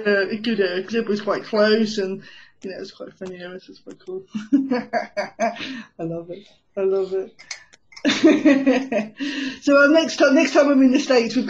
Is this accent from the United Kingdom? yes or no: yes; England, United Kingdom; accent: English